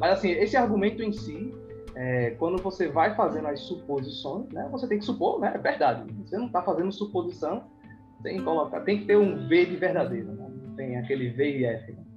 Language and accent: Portuguese; Peixinhos, Pernambuco, Brazil; eu cresci em Peixinho